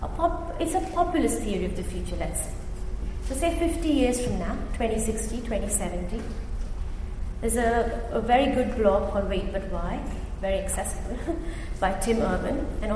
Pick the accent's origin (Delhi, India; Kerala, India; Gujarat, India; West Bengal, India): Gujarat, India; the government of India turned off internet for 63 million people in my home state of Gujarat.